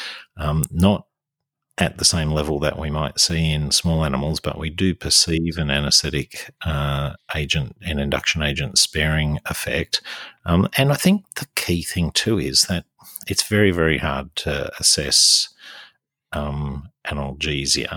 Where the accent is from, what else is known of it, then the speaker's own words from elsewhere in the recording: Sydney, New South Wales, Australia; now in Newcastle, Australia; here in Newcastle and when I was growing up in Sydney